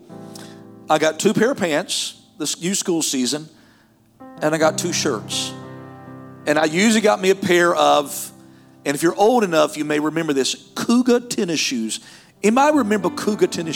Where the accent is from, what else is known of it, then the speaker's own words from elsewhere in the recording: North Carolina, United States; moved away; I'm from North Carolina